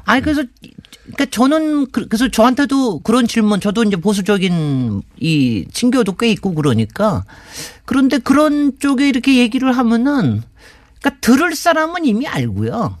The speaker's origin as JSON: {"language": "Korean", "region": "Seoul", "country": "South Korea", "tie": "born or raised there", "said": "제가 이제 어렸을 때 사대문 안에 당연히 살았으니까"}